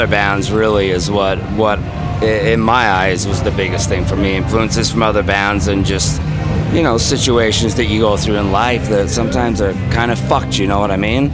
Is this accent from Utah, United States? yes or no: yes; Salt Lake City, Utah, United States; also born or lived in Arizona; We are from Salt Lake City, Utah